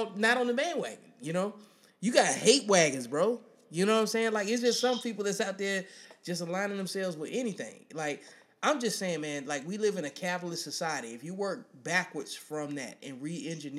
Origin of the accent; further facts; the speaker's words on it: Birmingham, Alabama, United States; I'm from Birmingham, Alabama